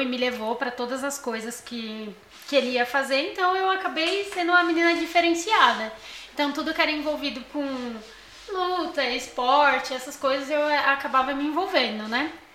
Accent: São Paulo, Brazil; eu sou do Morro, eu não nasci no Morro Doce, né? Mas desde os três anos de idade eu moro no Morro Doce

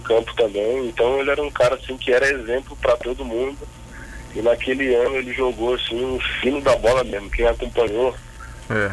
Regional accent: Brasília, Federal District, Brazil; moved away; eu sou de Brasília

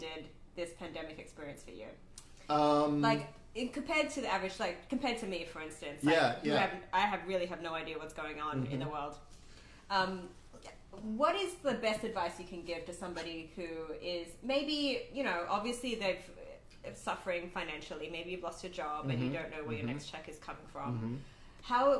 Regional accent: Australia; just as an Australian

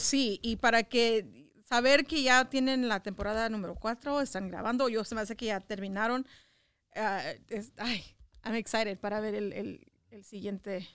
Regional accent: Los Angeles, California, United States; yo crecí en, en Echo Park.

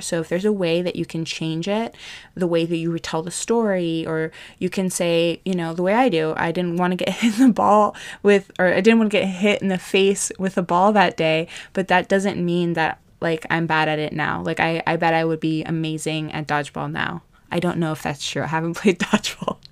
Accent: Hawaii, United States; I grew up in Hawaii

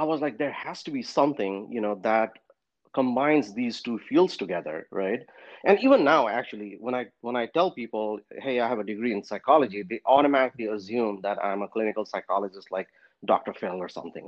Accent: Kathmandu, Bagmati, Nepal; moved away as an adult; also born or lived in Pennsylvania; now in United States; I was born and raised in Kathmandu, Nepal

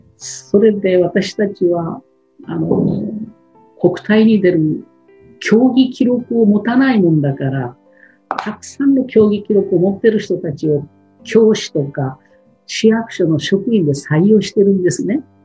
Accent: Shimabara Peninsula, Nagasaki, Japan; moved away as an adult; also born or lived in Tokyo; 長崎県の島原半島のああいう地域で育ってきた私

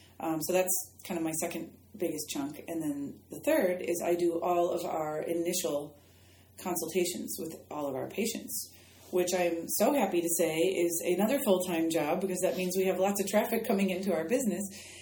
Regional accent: Midwest, United States; And I think growing up in the Midwest and in my family, I grew up in kind of a stoic environment too, just that personality type.

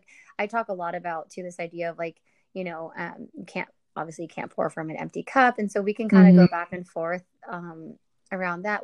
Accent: Northern California, United States; I'm from Northern California and I moved around, you know, here and there and lived in Southern California for a while

